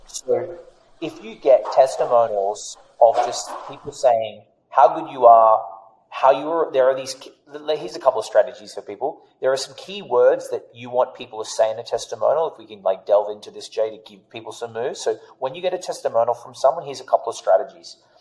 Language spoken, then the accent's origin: English; Australia; accent: Australian; moved away; I'm Australian.